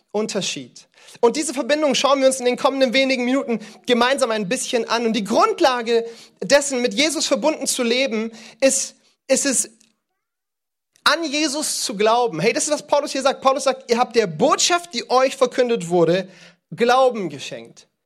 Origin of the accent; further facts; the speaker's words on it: East, Cameroon; born there; Ich liebe Kamerun, das ist das Land, in dem ich geboren bin.